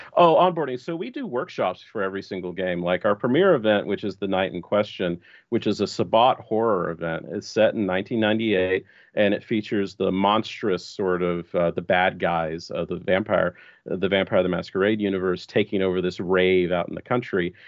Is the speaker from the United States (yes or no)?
yes; Texas, United States; I was born and raised in Texas, and I'm coming to you live from Austin, Texas